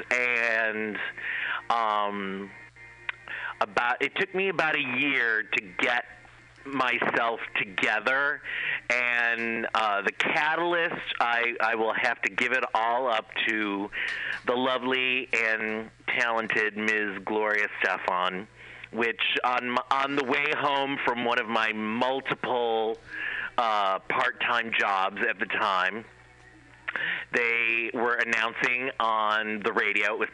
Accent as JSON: {"language": "English", "town": "Cleveland", "region": "Ohio", "country": "United States", "said": "I went to school or to college in Ohio, where I'm originally from. I'm from Cleveland, Ohio."}